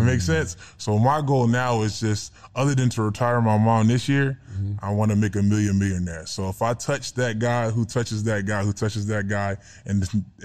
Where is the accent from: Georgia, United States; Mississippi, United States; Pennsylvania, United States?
Pennsylvania, United States; Philadelphia; now in Atlanta, United States; I'm from Philly